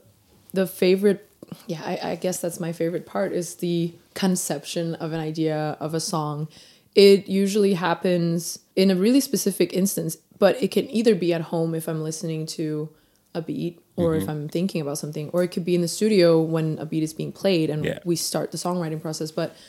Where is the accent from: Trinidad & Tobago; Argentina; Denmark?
Denmark; as like a young Asian girl growing up in Denmark.